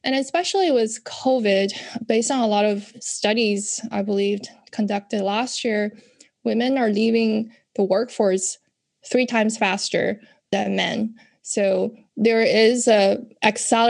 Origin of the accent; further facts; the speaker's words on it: China; moved away as an adult; now in United States; when I grew up in China